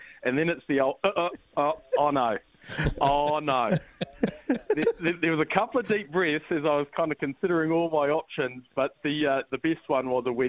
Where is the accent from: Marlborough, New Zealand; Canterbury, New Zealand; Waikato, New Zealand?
Waikato, New Zealand; King Country; now in Matamata, New Zealand; growing up in the King Country